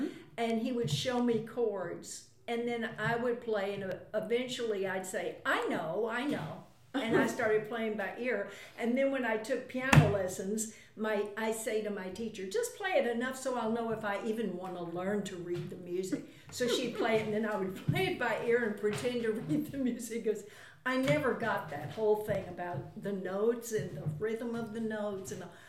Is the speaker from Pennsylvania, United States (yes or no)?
no; Dallas, Texas, United States; I'm from Dallas.